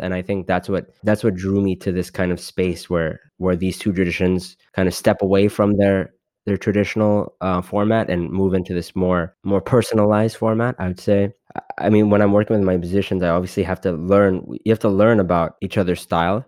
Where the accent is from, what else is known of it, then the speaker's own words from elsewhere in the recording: Los Angeles, California, United States; being born and brought up in Los Angeles